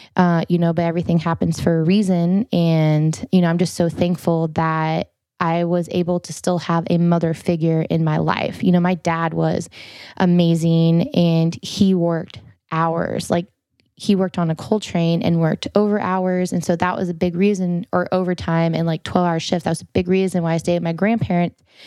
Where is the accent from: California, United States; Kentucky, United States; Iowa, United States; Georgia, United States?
Iowa, United States; Farmington; we were out in the middle of nowhere because I'm from Farmington, Iowa.